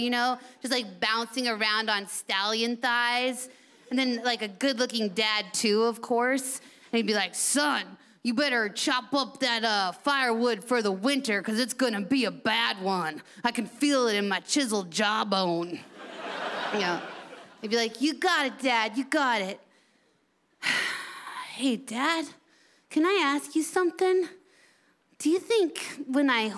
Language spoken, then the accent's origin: English; United States; I'm from America, your sister country